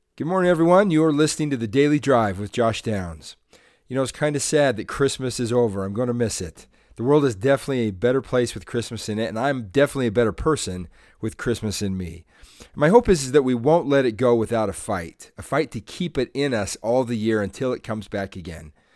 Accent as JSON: {"language": "English", "town": "Salt Lake City", "region": "Utah", "country": "United States", "said": "I'm from Salt Lake City, Utah."}